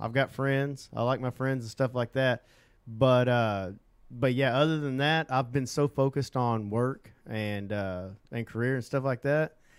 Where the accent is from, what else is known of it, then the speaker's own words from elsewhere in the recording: Southeast Oklahoma, United States; moved away as an adult; now in Central Oklahoma, United States; I'm from Southeast Oklahoma